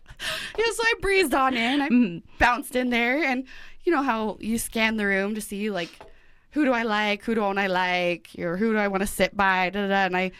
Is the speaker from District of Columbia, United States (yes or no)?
no; Idaho Falls, Idaho, United States; moved away as an adult; now in Boise, United States; I'm 30 years old. I'm from Southeast Idaho, Idaho Falls, Idaho, to be exact.